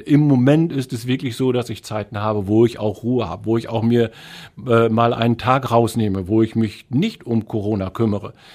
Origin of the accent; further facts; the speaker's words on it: Emsland, Lower Saxony, Germany; now in Essen, Germany; Also da, wo ich herkomme, das ist im Emsland, da gibt es eine freiwillige Feuerwehr